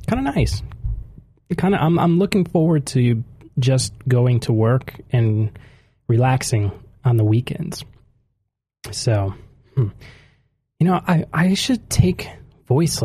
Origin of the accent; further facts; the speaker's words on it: United States; moved away as an adult; now in Japan; my country, the United States